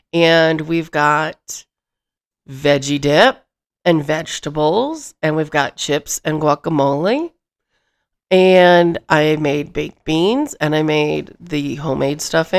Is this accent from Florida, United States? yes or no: no; Michigan, United States; Where I grew up in Michigan, the only cows we saw were milk cows, and that was at Cook's Dairy Farm.